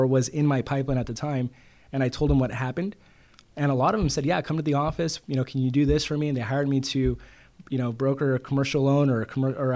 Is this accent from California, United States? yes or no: yes; Bakersfield, California, United States; moved away as an adult; also born or lived in Santa Ana, California / Guadalajara, Mexico (ancestry); now in San Diego, United States; I grew up in Bakersfield